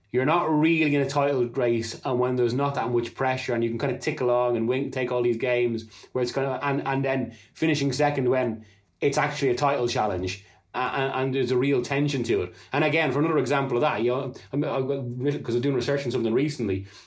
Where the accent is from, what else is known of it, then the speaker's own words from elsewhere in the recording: Ireland; being Irish